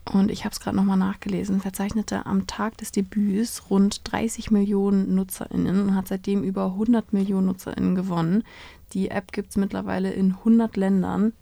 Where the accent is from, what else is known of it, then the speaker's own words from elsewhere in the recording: Germany; bei uns in Deutschland